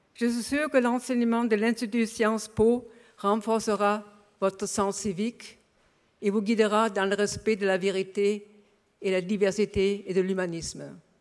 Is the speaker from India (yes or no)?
no; Berlin, Germany; French is a second language; moved away as an adult; now in France; mon enfance à Berlin m'avait forgé une sensibilité particulière